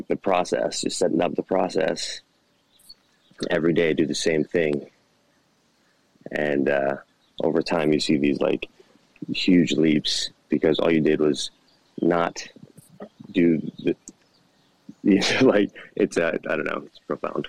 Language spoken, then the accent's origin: English; Hawaii, United States; I'm from Hawaii